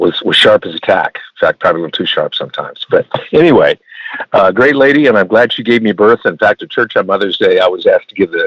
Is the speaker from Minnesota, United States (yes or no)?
yes; Minnesota, United States; I grew up in Minnesota